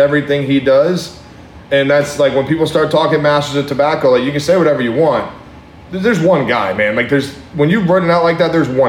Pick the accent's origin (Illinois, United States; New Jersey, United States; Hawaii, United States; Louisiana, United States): Hawaii, United States; moved away; I grew up in Hawaii.